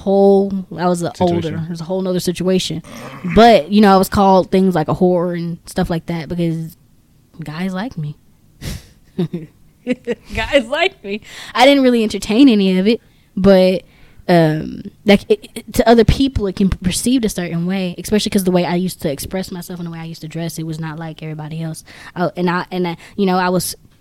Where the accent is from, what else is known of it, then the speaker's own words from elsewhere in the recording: Texas, United States; We're from Texas